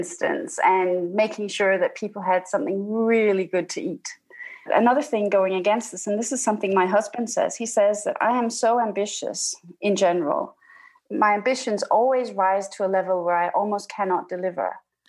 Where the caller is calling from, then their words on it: Denmark; I'm calling from Denmark.